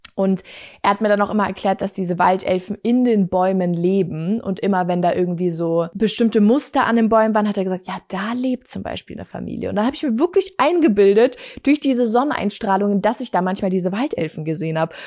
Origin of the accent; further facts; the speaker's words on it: Bavaria, Germany; also born or lived in Munich; Ich komme ja aus Bayern, das wissen ja einige von euch, und ich bin tatsächlich nicht hier geboren, wo ich jetzt lebe, sondern ich bin in München geboren